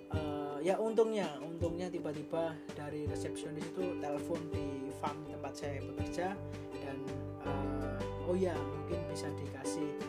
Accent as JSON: {"language": "Indonesian", "town": "Surakarta", "region": "Central Java", "country": "Indonesia", "moved": "as an adult", "lives_now": "Australia", "said": "asalnya dari Surakarta Solo tercinta"}